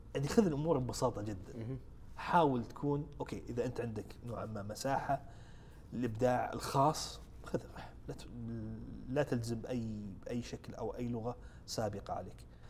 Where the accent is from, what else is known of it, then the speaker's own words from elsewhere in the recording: Saudi Arabia; احنا عندنا في السعوديه هنا